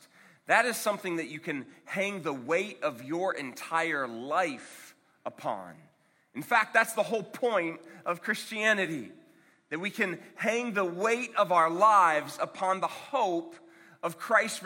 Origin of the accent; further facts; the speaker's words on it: Akron, Ohio, United States; I'm from Akron, Ohio